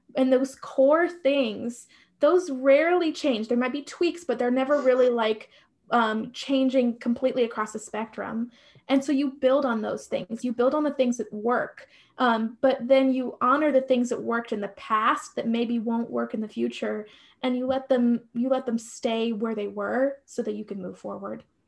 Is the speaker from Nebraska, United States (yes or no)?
yes; Nebraska, United States; moved away as an adult; also born or lived in upstate New York; we lived in upstate New York, we're from Nebraska